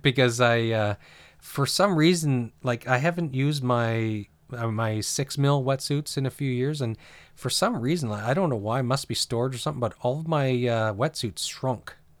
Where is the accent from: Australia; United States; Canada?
Canada; New Brunswick; moved away; I grew up in New Brunswick